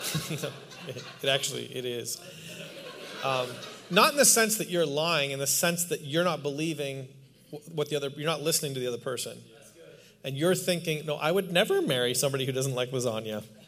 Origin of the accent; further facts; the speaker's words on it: Canada; also born or lived in New York City, United States; now in Palm Springs, United States; I'm Canadian